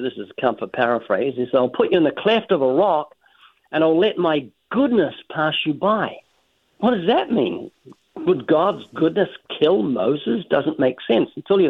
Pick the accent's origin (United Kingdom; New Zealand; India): New Zealand; now in United States; I'm originally from New Zealand. I've been living in the U.S. for, I think, nearly 34 years. That's why I've almost lost my accent.